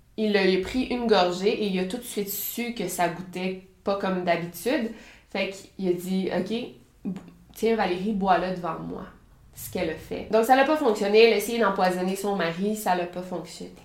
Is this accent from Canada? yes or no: yes; Quebec, Canada; je suis québécoise